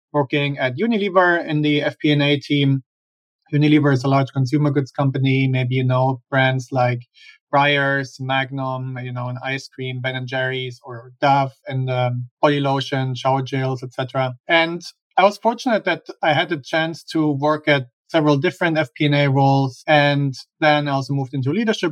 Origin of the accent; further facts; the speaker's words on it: Germany; moved away as an adult; now in United States; I'm originally from Germany. That's where I grew up and where I have my accent from